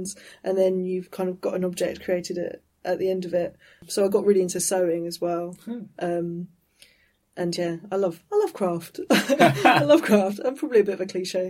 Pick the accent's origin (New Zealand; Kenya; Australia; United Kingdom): United Kingdom; Eastbourne, South East England; I'm from Eastbourne near Brighton